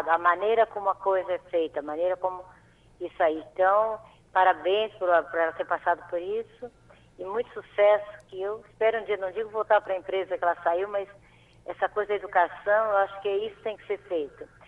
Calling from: Florianópolis, Santa Catarina, Brazil; É do centro, Florianópolis.

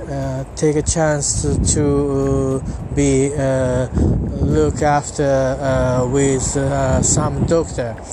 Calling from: Japan; English is a second language; I'm talking from Japan. I'm at uh, near my local train station.

